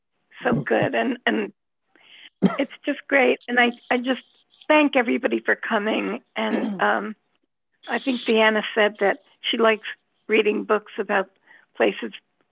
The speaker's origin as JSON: {"language": "English", "region": "New Jersey", "country": "United States", "moved": "yes", "said": "I come from New Jersey originally."}